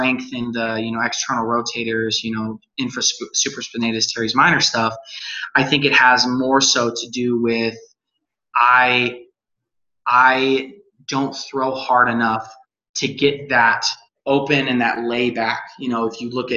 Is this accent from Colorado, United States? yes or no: yes; Colorado, United States; now in Utah, United States; I was born and raised in Colorado